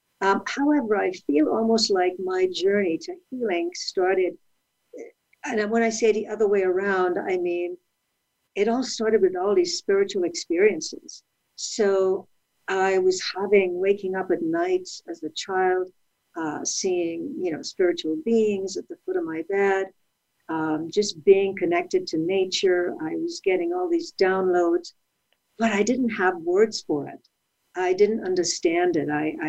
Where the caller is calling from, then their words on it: California, United States; I am in Southern California. I am up in the mountains where it's beautiful, but a little chilly.